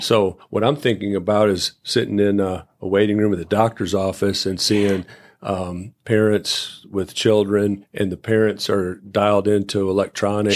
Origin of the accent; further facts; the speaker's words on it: Shannon, Illinois, United States; moved away; I'm from Shannon, Illinois. Population eight hundred.